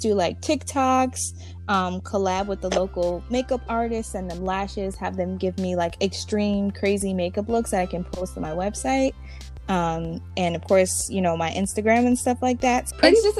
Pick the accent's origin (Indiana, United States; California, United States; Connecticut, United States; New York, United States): Connecticut, United States; New Haven; I'm from New Haven, Connecticut